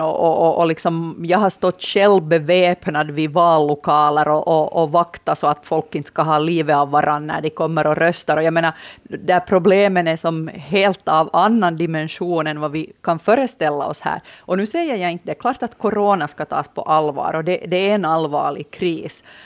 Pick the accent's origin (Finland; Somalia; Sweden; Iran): Finland; also born or lived in Nykarleby; jag hör ändå till målgruppen som samhällsintresserad finlandssvensk